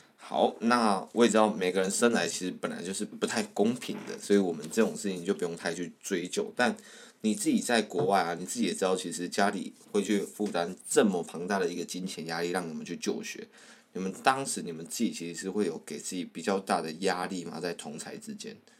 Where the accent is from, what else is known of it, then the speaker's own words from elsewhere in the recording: Tainan, Taiwan; accent: Taiwanese-accented Mandarin; 我本身呢是在台湾的台南